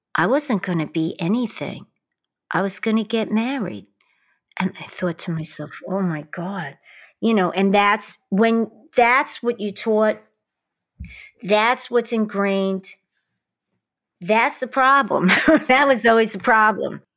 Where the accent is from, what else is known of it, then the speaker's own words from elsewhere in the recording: New York City, New York, United States; growing up in Queens and Brooklyn